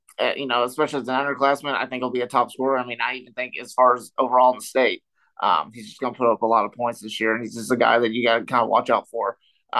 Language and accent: English; Southern Indiana, United States; I'm from the Southern Indiana area